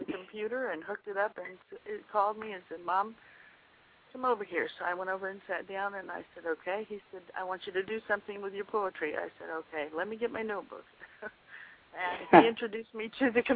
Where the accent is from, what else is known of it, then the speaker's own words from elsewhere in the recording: Waycross, Georgia, United States; also born or lived in Chambersburg, Pennsylvania; I'm originally from Waycross, Georgia